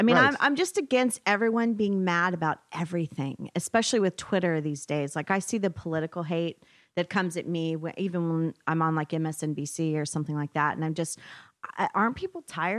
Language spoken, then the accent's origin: English; Oklahoma, United States; moved away; I'm from Oklahoma originally.